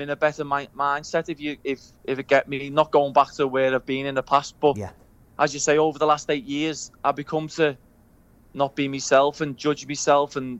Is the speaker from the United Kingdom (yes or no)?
yes; Liverpool, North West England, United Kingdom; accent: Scouse; I grew up on Breck Road